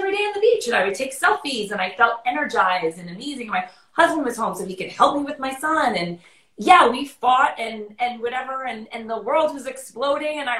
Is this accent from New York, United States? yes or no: yes; New York City, New York, United States; people, when they see me and meet me, they think I'm not from New York. And then I start talking and they're like, okay